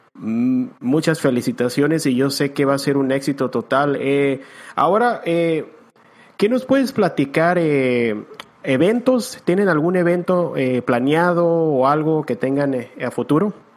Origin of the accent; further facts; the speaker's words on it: Tijuana, Baja California, Mexico; also born or lived in San Diego; yo me acuerdo que desde los 10, 11 años se compró su Jeep y nos llevaban aquí en Tijuana. yo soy de San Diego, en Tijuana